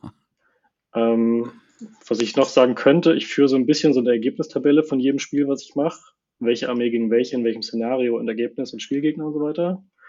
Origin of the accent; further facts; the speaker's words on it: Hamburg area, Germany; also born or lived in Norderstedt; ich wohne zwischen in Norderstedt, sonst eigentlich immer so im Bereich Hamburg, ist direkt daneben